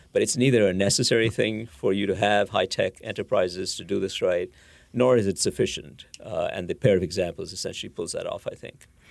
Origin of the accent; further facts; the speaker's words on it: India; moved away; I grew up in India